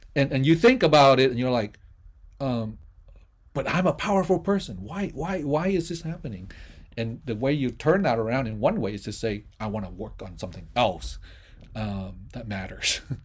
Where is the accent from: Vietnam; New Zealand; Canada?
Vietnam; now in United States; I'm a Vietnamese person living in the United States.